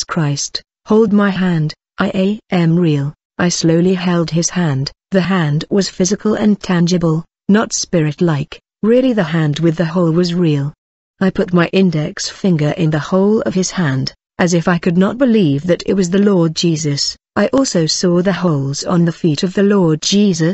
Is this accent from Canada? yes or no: no; Semarang, Central Java, Indonesia; I was born in 1981 in Semarang